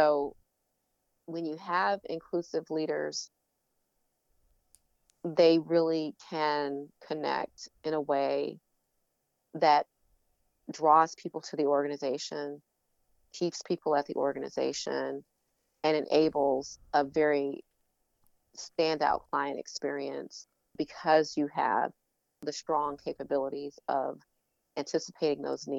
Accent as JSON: {"language": "English", "town": "Detroit", "region": "Michigan", "country": "United States", "tie": "born or raised there", "also_born_or_lived": "Chicago, Illinois", "moved": "as an adult", "lives_now": "North Carolina, United States", "said": "Growing up in Detroit"}